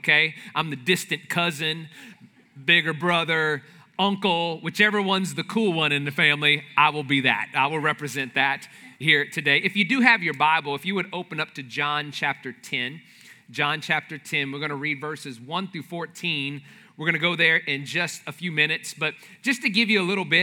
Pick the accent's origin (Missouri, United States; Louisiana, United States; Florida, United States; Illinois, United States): Louisiana, United States; New Orleans; I'm from the New Orleans area